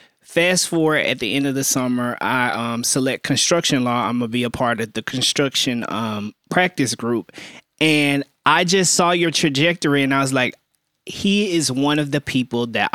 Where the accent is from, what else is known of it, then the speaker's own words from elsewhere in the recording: Birmingham, Alabama, United States; So I, my first summer, I summered at Bradley Arendt in Birmingham, Alabama. I'm originally from Birmingham.